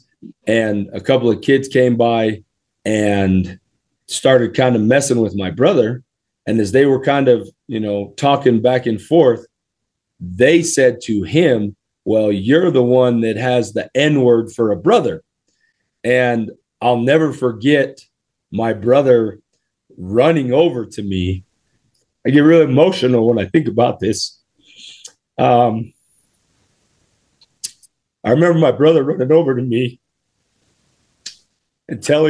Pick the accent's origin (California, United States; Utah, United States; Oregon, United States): Utah, United States; Springville; I grew up in Utah. I went to Springville High School, spent a little time at Lone Peak High School, went to Brookside Elementary in Springville, Utah